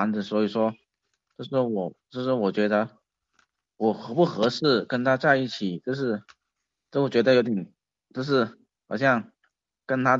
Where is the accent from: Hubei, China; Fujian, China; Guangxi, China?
Guangxi, China; 我我们我们家不看书的，因为我们是广西那边的小山村，所以说就是现在就是现在只有我一个人了